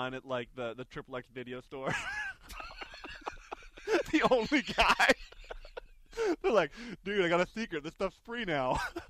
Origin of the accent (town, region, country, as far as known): Regina, Saskatchewan, Canada; born or raised there; moved away; also born or lived in Arizona